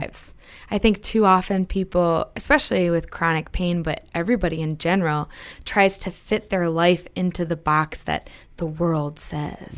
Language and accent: English; New Hampshire, United States; I'm from New Hampshire.